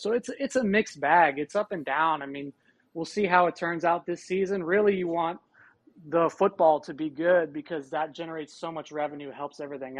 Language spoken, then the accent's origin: English; Tucson, Arizona, United States; I grew up in Tucson. I was born and raised in Tucson, Arizona, which is where the University of Arizona is located